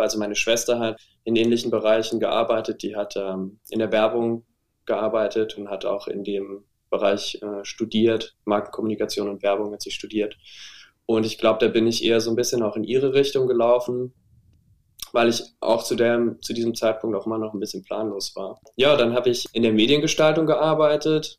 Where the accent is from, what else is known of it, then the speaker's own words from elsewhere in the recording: Saarbrücken, Saarland, Germany; habe mich dann in Saarbrücken, wo ich herkomme übrigens, an der Kunsthochschule beworben